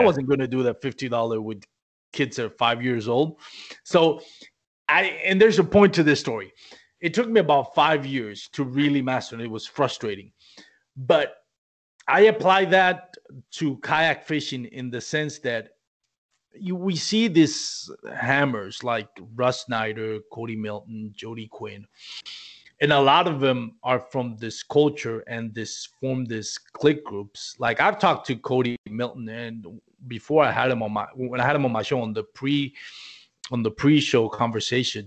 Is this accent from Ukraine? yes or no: no; Puerto Rico; moved away as an adult; now in Texas, United States; We're not an English colony.